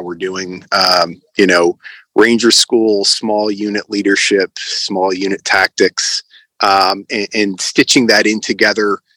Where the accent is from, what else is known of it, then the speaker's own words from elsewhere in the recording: United States; moved away as an adult; also born or lived in Connecticut; now in Ukraine; I'm an American citizen